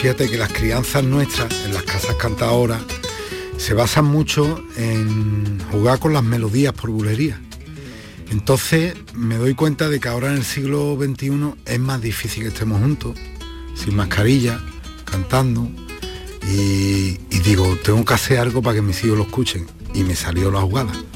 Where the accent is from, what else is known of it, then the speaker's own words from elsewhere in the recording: Lebrija, Andalusia, Spain; Sevilla es la tierra donde yo me crío, donde yo nazco, eh, Lebrija es parte de Sevilla, eh, Lebrija es mi tierra, es mi pueblo